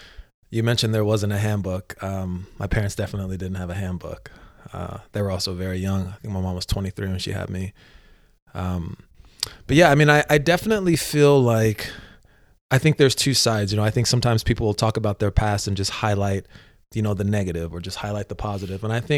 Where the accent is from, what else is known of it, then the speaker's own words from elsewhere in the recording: Virginia, United States; also born or lived in Los Angeles / Atlanta; Yeah, so I like to tell people I was born in Los Angeles, raised in Atlanta, Georgia, and grew up in Northern Virginia, right outside of DC.